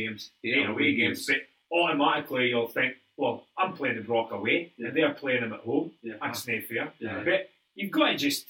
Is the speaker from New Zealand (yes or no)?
no; Scotland, United Kingdom; Being Scottish, you're never comfortable.